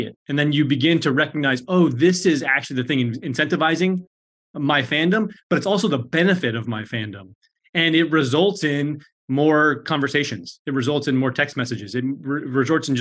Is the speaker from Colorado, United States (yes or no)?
yes; Colorado, United States; moved away; I'm from Colorado. My folks are still in Denver.